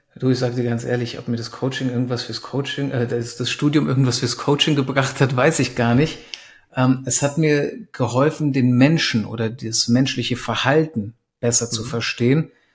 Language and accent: German; Germany; also born or lived in Romania / Frankfurt / Berlin; in meiner Familie wir kommen ursprünglich aus Rumänien, ähm, sind dann in den 90ern nach Deutschland gekommen. Ich war drei Jahre alt